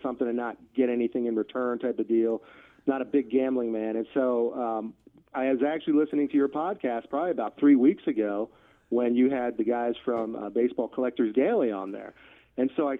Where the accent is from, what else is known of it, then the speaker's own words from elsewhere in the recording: Philadelphia, Pennsylvania, United States; now in Kansas City, United States; I grew up in Philadelphia, a suburb of Philly